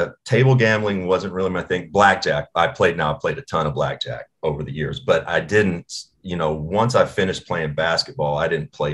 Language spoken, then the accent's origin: English; Owensboro, Kentucky, United States; also born or lived in Bowling Green, Kentucky; I grew up 45 minutes from Bowling Green in Owensboro